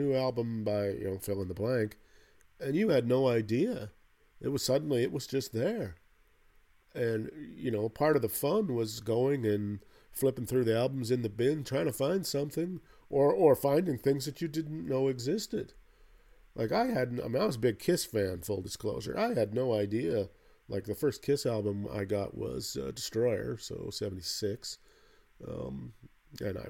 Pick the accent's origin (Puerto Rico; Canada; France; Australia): Canada; where I grew up in Canada here, not in the way far in the north, but pretty far north